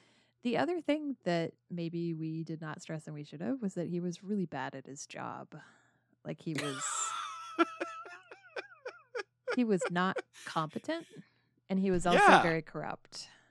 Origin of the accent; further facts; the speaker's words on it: United States; as an American